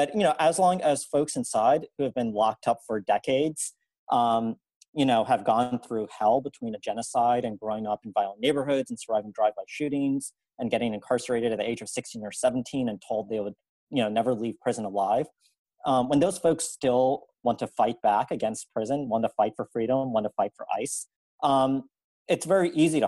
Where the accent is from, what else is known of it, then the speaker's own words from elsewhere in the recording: New Orleans, Louisiana, United States; I'm originally from New Orleans and grew up and went to law school in South Louisiana